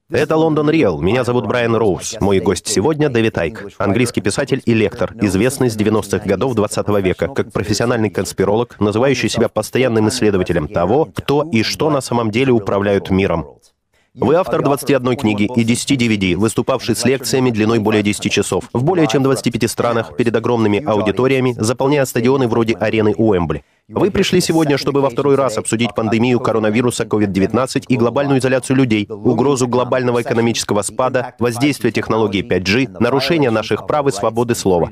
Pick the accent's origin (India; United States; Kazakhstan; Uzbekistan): United States; now in United Kingdom; в Америке, откуда я родом